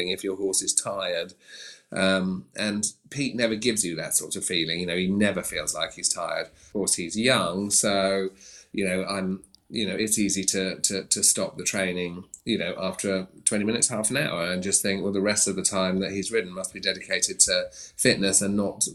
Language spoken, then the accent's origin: English; Sark, Guernsey; moved away; I came from Sark in the Channel Islands, we didn't even have a stable